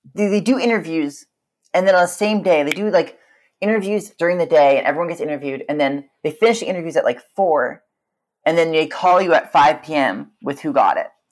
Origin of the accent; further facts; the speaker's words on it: Vancouver, British Columbia, Canada; moved away as an adult; also born or lived in Victoria; now in Berlin, Germany; I grew up in Vancouver